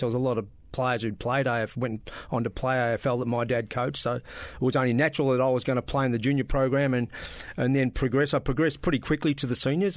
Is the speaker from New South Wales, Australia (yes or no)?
no; Bairnsdale, Victoria, Australia; moved away as an adult; also born or lived in Melbourne; I was bor-, born, um, and bred in Bairnsdale